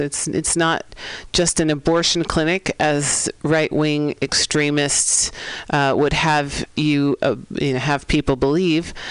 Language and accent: English; San Francisco, California, United States; holding it down in the Mission District of San Francisco, my hometown, five generations, six generations deep actually